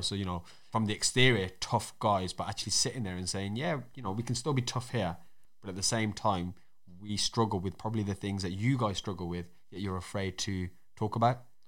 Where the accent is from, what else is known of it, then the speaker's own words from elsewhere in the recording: Wolverhampton, West Midlands, United Kingdom; accent: Black Country, Wolverhampton; my accent kind of falls under black country 'cause that's where I was born, but also I got a Wolverhampton accent as well.